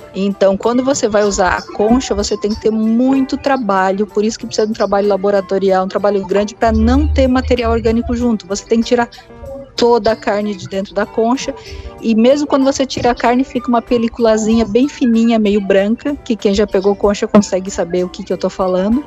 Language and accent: Portuguese; Santa Catarina, Brazil; moved away as an adult; now in Maceió, Brazil; eu sou de Santa Catarina